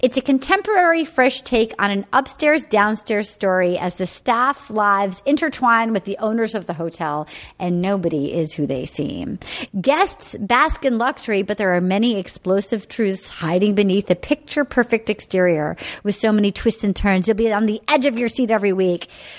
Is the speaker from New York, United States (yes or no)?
no; Little Compton, Rhode Island, United States; they go to my hometown.